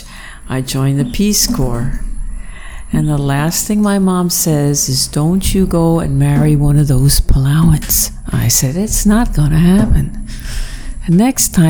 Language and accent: English; Atlantic Highlands, New Jersey, United States; I was raised in New Jersey, Atlantic Highlands, New Jersey